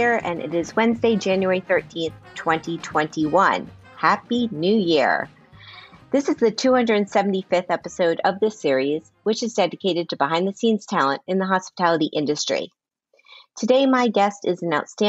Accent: Miami, Florida, United States; now in New York, United States; I'm from Miami.

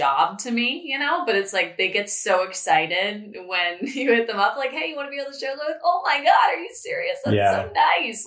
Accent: Chicago suburbs, Illinois, United States; now in Central Valley, United States; I'm from the Chicago suburbs

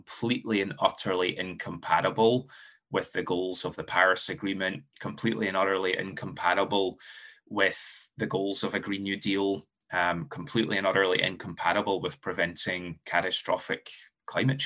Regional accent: Scotland, United Kingdom; moved away as an adult; now in United States; I'm from Scotland, was born and raised in Scotland before moving to the US about a decade ago

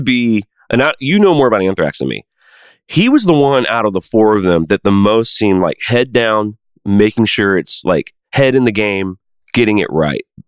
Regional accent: Nashville, Tennessee, United States; I'm from Nashville

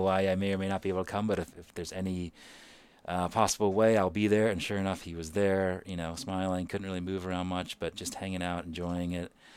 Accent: Kolkata, West Bengal, India; moved away; also born or lived in New York / Seattle; I was born in Calcutta, India, you know, really teeming city

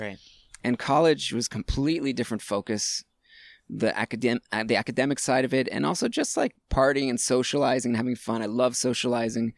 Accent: Hollywood, Florida, United States; also born or lived in Hattiesburg, Mississippi / Gainesville, Florida; I was all of 2 years old when my parents picked up and moved to Florida

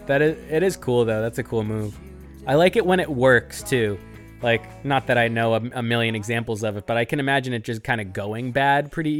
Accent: Washington, District of Columbia, United States; I grew up in the Washington, D.C. punk scene, and I love this sort of stuff.

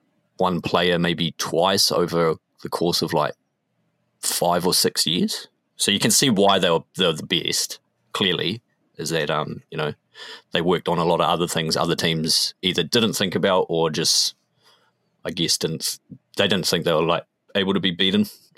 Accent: Tauranga, Bay of Plenty, New Zealand; Yo, there actually was. So it was on the main strip. It was on Devonport Road, which is the main strip in the city, and it was called Fantasia.

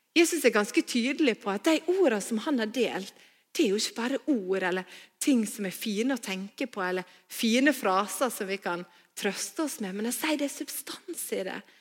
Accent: Stad, Vestland, Norway; also born or lived in Bergen; now in Voss, Norway; Før jeg flytta til Bergen, så vokste jeg opp på Stad

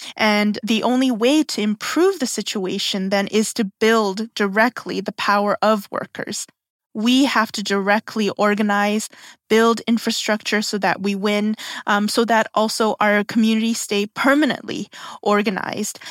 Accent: South Korea; now in Canada; I'm from Korea

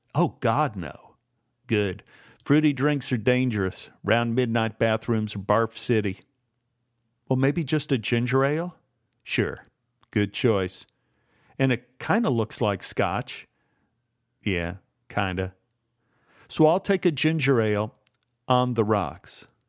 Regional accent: Dallas, Texas, United States; moved away as an adult; I was from Dallas

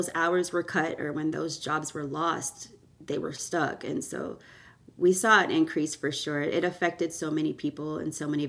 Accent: Canada; born there; I was born in Canada and to Jamaican parents

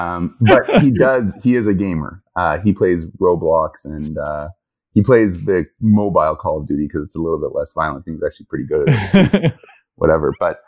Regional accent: Jerusalem, Jerusalem District, Israel; also born or lived in Toronto, Canada / New York, United States; now in Houston, United States; Born in Toronto. Okay. Grew up in Jerusalem.

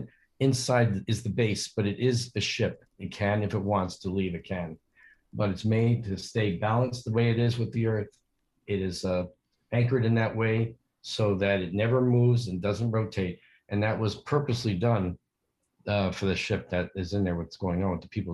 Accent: Yonkers, New York, United States; I was born in Yonkers

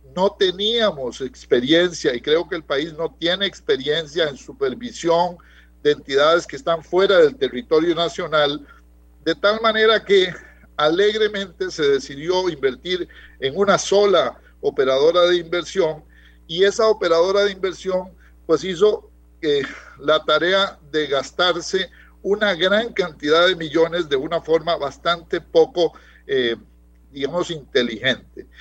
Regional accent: Costa Rica; somos los trabajadores costarricenses

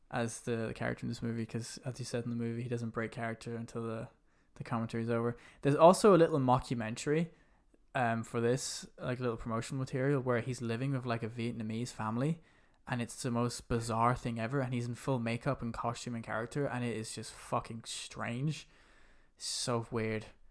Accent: London, United Kingdom; I was born in, uh, Hammersmith. That's where I was born.

